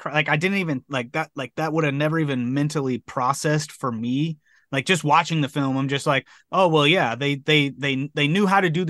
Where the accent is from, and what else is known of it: United States